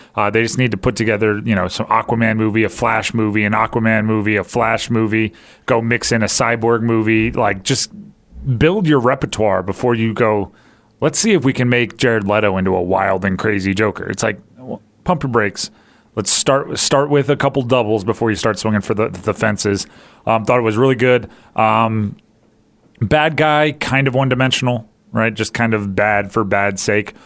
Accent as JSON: {"language": "English", "region": "Hawaii", "country": "United States", "tie": "born or raised there", "said": "I grew up in Hawaii"}